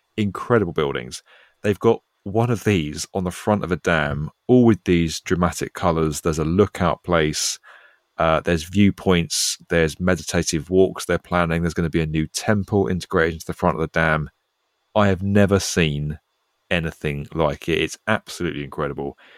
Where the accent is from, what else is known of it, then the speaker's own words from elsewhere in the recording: United Kingdom; accent: British; I'm British